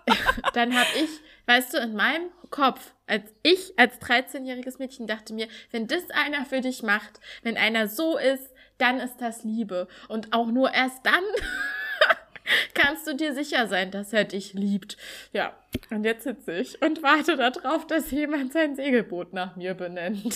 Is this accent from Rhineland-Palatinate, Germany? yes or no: no; Thuringia, Germany; ich komme aus Thüringen